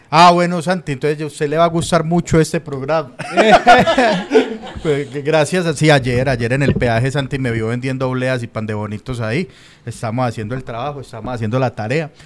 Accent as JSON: {"language": "Spanish", "town": "Medellín", "region": "Antioquia", "country": "Colombia"}